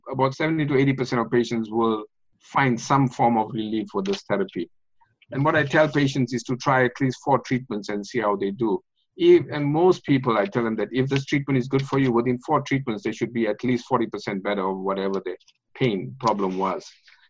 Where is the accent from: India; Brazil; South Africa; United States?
South Africa; moved away as an adult; now in North Vancouver, Canada; grew up in South Africa and got my medical degree in South Africa, came to Canada 29 years ago